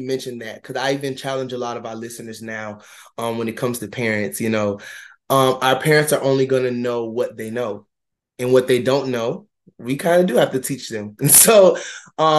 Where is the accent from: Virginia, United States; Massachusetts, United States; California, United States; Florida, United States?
Florida, United States; Ocala; moved away as an adult; also born or lived in Tallahassee, Florida; I'm originally from Ocala, Florida